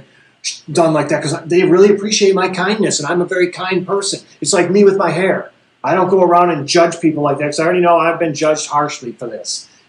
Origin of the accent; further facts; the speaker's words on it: United States; I'm American.